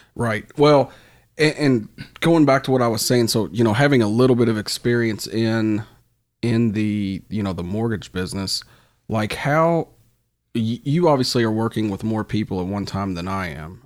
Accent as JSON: {"language": "English", "town": "Louisville", "region": "Kentucky", "country": "United States", "said": "I'm from Fern Creek"}